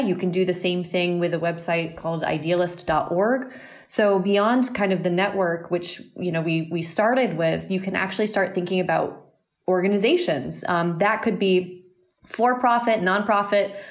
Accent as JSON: {"language": "English", "region": "southern Vermont", "country": "United States", "said": "I'm from a pretty rural small town in southern Vermont."}